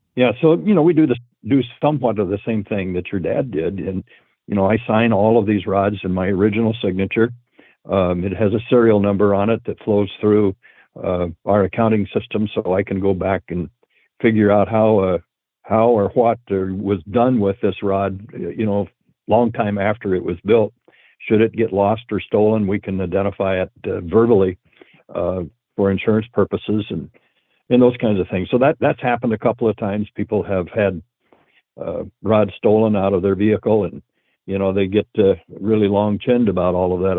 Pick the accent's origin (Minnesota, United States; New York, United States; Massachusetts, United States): Minnesota, United States; Breezy Point; my hometown of Breezy Point, Minnesota